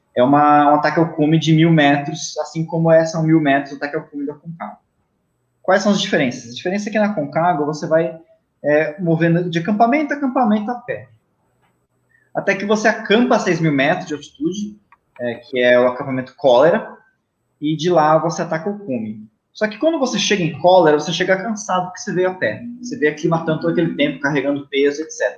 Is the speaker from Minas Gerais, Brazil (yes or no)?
no; Itatiba, São Paulo, Brazil; na minha cidade natal, que é Itatiba, no interior de São Paulo.